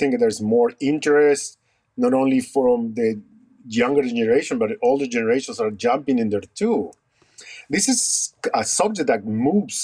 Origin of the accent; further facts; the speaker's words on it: Lima, Peru; moved away as an adult; also born or lived in Rochester, New York / Iowa; now in United States; I was born in Peru, in Lima, Peru. And then I migrated to the States after completing my dental degree in Peru.